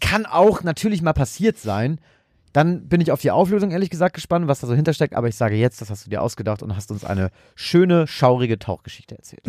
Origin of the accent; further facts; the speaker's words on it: Germany; als Deutscher